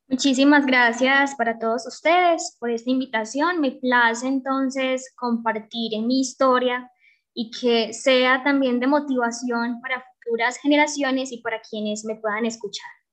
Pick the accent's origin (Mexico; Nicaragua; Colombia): Colombia; Betania, Antioquia; mi territorio, amo mi territorio, mi tierra, mi Betania